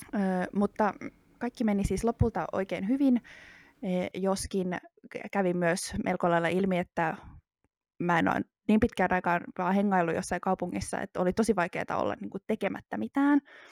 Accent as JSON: {"language": "Finnish", "town": "Espoo", "region": "Uusimaa", "country": "Finland", "tie": "born or raised there", "said": "mä oon kasvanut Espoossa."}